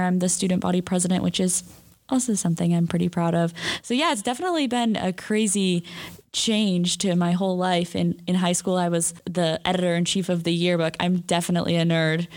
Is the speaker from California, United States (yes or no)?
yes; just outside of San Francisco, California, United States; moved away as an adult; also born or lived in Hermosa Beach, California; I'm a senior from just outside of San Francisco, California